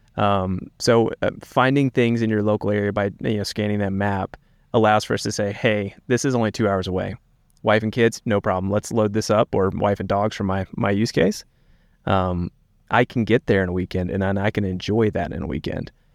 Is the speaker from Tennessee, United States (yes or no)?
yes; East Tennessee, United States; moved away as an adult; also born or lived in South Carolina / North Carolina / Virginia; now in Montana, United States; I grew up in East Tennessee, uh, went to school in South Carolina